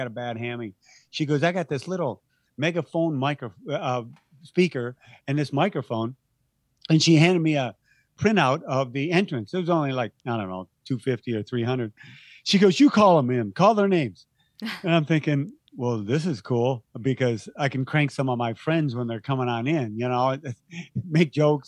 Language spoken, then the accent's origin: English; Ohio, United States; moved away as an adult; now in San Diego, United States; when I moved to San Diego from Ohio